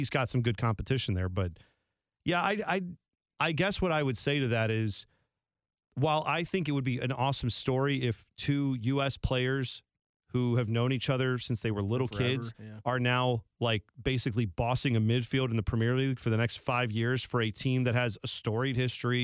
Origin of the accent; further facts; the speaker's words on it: United States; we as American fans